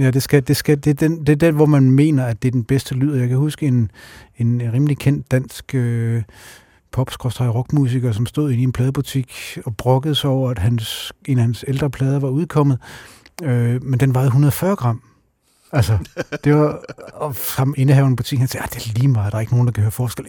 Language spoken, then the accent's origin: Danish; Randers, Central Denmark Region, Denmark; Randers, hvor jeg kommer fra